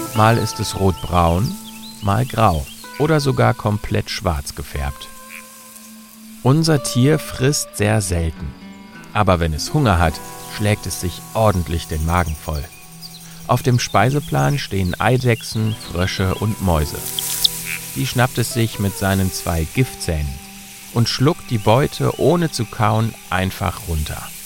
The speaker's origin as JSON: {"language": "German", "country": "Germany", "said": "Bei uns in Deutschland"}